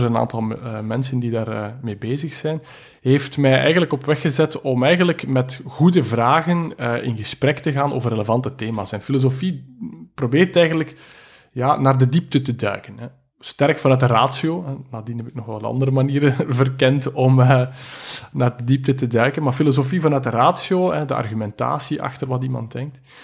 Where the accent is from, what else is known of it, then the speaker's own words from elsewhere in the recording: Belgium; ik ben een Belg